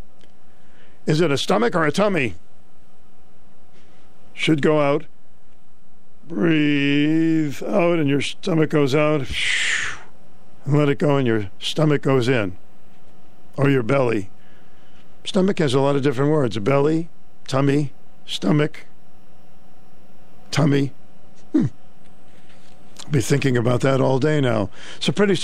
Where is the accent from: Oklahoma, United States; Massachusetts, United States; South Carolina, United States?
Massachusetts, United States; Boston; now in Norwich, United States; I was a big Boston Celtic fan growing up in Boston